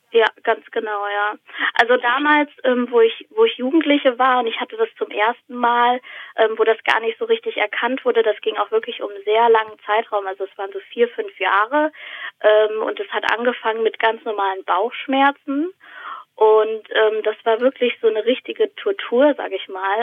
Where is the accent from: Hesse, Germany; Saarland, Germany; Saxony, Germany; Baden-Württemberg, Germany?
Hesse, Germany; Weilburg; now in Odenwald, Germany; ich bin in äh, Weilburg an der Lahn aufgewachsen